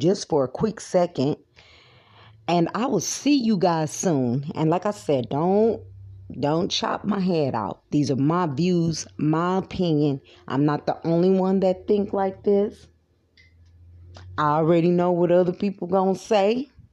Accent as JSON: {"language": "English", "country": "United States", "said": "American people"}